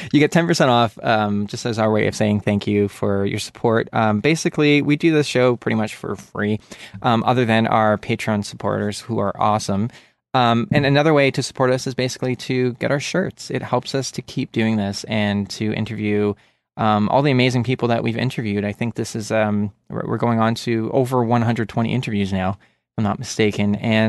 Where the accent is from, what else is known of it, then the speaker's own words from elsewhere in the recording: Canada; This is true, and … from Canada.